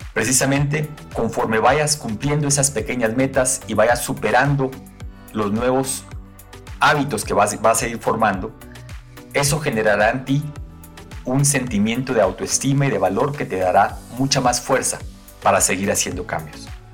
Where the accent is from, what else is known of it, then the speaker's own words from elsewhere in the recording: Guatemala; now in Quito, Ecuador; soy guatemalteco de nacimiento y ecuatoriano de corazón